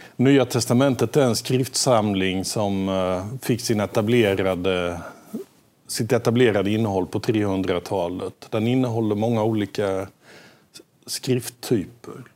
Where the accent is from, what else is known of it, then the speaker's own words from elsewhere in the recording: Småland, Sweden; accent: Småländska; mitt småländska ja, ja. barndomsspråk